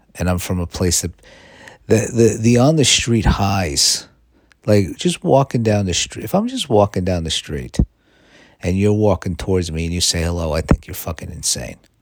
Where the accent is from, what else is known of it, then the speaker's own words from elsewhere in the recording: New York, United States; now in Los Angeles, United States; I'm from New York